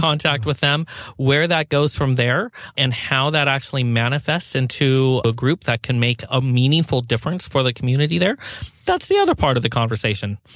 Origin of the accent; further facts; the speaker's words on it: Pacific Northwest, United States; I grew up in the Pacific Northwest